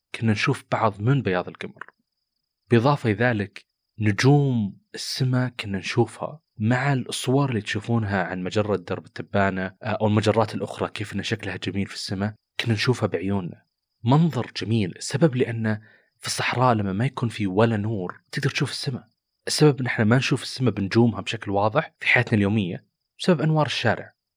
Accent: Saudi Arabia; كنت انا من السعوديه

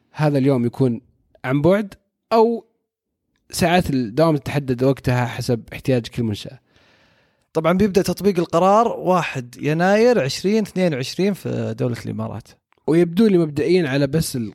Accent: Saudi Arabia

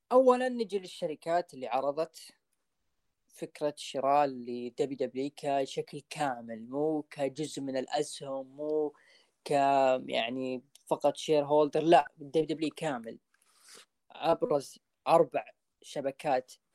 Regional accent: Saudi Arabia; عندنا في السعودية

